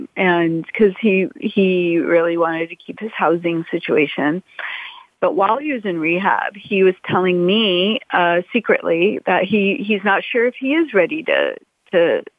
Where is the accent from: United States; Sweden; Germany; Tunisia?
United States; Los Angeles, California; I grew up in Brentwood.